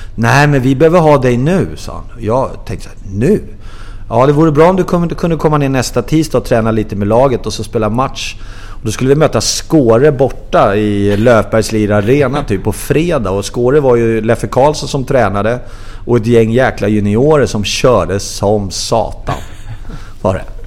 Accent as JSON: {"language": "Swedish", "town": "Vendelsö", "region": "Stockholm County", "country": "Sweden", "tie": "born or raised there", "said": "jag är ju uppvuxen ute i Vändelsö. Det ligger två och en halv mil, eh, syd om, söder om Stockholm"}